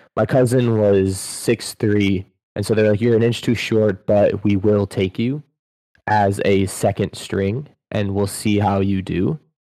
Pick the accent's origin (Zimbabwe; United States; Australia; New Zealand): United States; Buffalo, New York; now in Tampa, United States; They're my hometown team